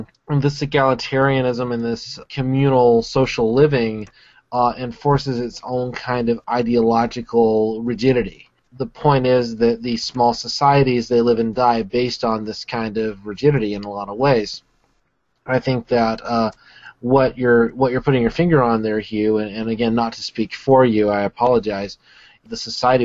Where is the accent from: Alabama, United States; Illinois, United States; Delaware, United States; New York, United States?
Alabama, United States; I grew up in Alabama